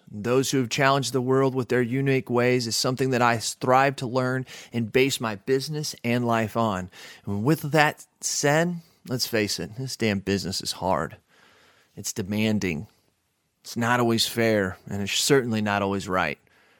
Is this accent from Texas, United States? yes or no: yes; Texas, United States; also born or lived in Phoenix, Arizona / Washington; I used to live in Texas when I was little. I was born in Phoenix, Arizona, moved to Texas. And then when my dad got a job at Boeing, we had to move to Washington.